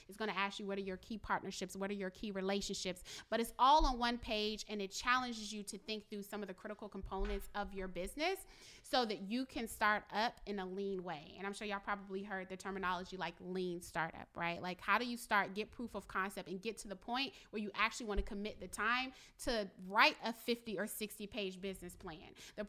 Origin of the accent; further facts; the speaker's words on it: Richmond, Virginia, United States; One other example, because I'm from Richmond